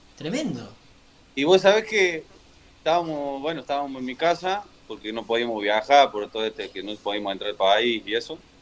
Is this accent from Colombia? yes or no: no; Córdoba, Argentina; moved away as an adult; also born or lived in Mexico; Soy hincha de, Instituto de Córdoba, porque soy de ahí